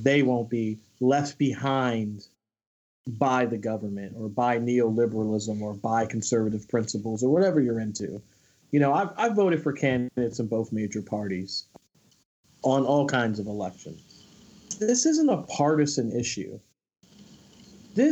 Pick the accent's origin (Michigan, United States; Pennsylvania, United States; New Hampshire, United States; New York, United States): Pennsylvania, United States; Philadelphia; I'm from Philadelphia. I'm a Philadelphia native